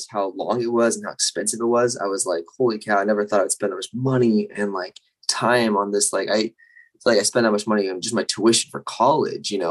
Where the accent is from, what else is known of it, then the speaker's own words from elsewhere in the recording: Northern Utah, United States; I'm from Utah originally, Northern Utah